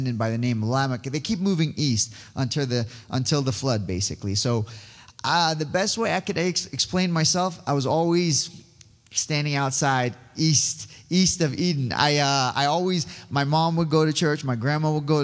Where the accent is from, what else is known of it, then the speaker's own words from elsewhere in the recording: Iran; now in Yorba Linda, United States; I was born in Iran. I am Assyrian